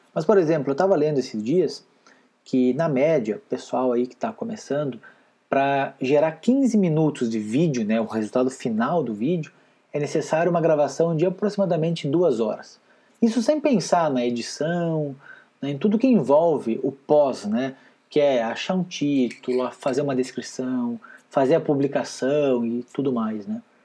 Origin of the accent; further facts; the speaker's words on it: Rio Grande do Sul, Brazil; moved away as an adult; also born or lived in Paraná / Curitiba; eu nasci e fui criado lá no Rio Grande Amado, sou gaúcho